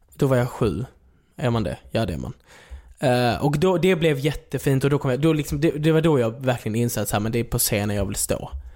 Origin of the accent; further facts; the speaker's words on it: Skåne, Sweden; accent: Scanian; moved away as an adult; also born or lived in Klågerup / Malmö; now in Stockholm, Sweden; jag är uppväxt i Skåne, eh, levde, levde ju där i 18 år